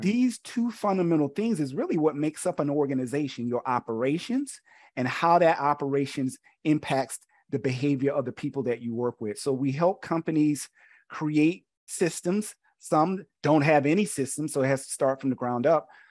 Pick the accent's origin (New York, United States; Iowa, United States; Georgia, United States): Georgia, United States; Camilla; moved away as an adult; also born or lived in South Carolina; I'm originally from Georgia, um, born in a small country town called Camilla